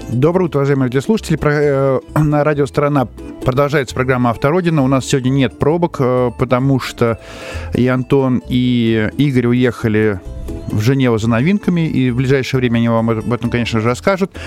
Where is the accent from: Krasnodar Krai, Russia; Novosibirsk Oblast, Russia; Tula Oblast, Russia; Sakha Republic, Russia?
Krasnodar Krai, Russia; из Краснодарского края как раз, ну, у нас наши корни